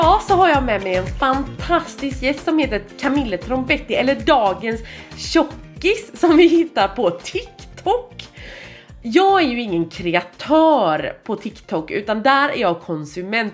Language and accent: Swedish; Gothenburg, Västra Götaland, Sweden; jag är från Göteborg